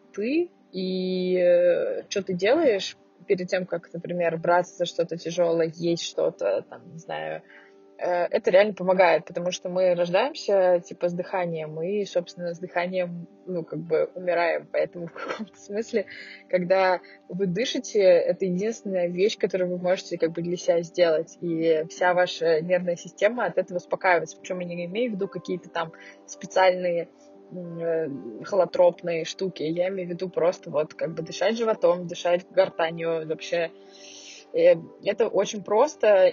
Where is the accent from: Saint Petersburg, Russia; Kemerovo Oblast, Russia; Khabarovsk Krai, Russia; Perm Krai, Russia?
Saint Petersburg, Russia; also born or lived in Moscow; now in Yekaterinburg, Russia; я из э, Петербурга